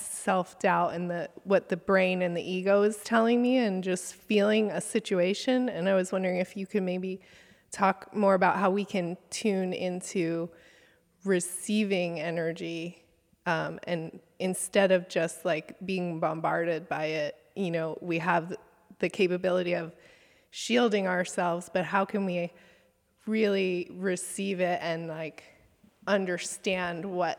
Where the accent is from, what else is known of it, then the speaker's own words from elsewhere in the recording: Santa Cruz, California, United States; from Santa Cruz, California.